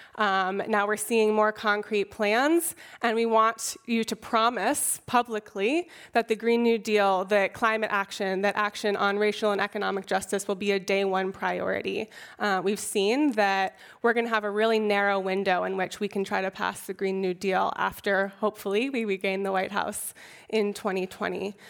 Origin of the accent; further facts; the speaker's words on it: Oakland, California, United States; I was born and raised in Oakland